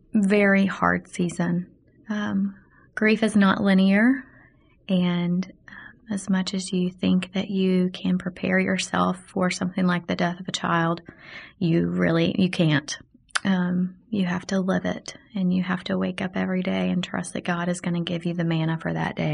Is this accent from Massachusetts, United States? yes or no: no; Arkadelphia, Arkansas, United States; And then we went back to my hometown of Arkadelphia to bury Zoe.